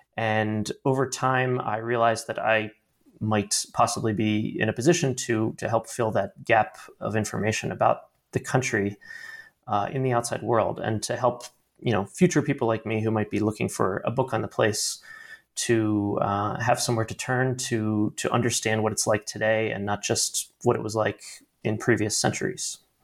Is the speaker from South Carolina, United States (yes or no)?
no; Baltimore, Maryland, United States; moved away; also born or lived in Washington, D.C.; I am originally from Baltimore, Maryland